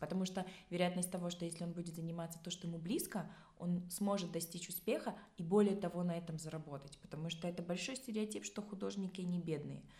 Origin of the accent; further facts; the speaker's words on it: Tajikistan; я родом сама с Таджикистана